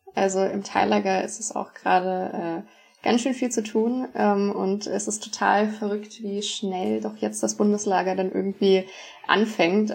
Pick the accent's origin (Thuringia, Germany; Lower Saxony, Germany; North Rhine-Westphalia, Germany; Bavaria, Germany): Lower Saxony, Germany; Hanover; ich komme aus Hannover, aus dem ähm, Stamm Seelze-Lohne